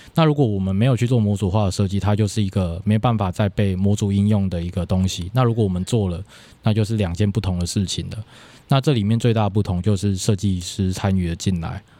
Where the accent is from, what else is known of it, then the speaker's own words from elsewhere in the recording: Kaohsiung, Taiwan; moved away as an adult; also born or lived in Denmark; 因为我小时候也在乡下小学，嗯。就是高雄沿沿海的主妇那个地方一个乡下小学